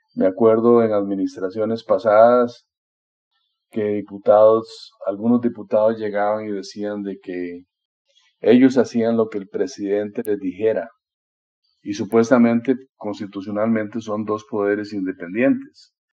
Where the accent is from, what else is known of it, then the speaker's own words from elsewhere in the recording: Costa Rica; como costarricense